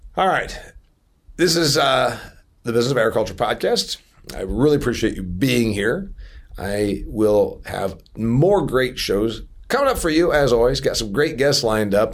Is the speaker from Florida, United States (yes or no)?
no; Indiana, United States; my home state of Indiana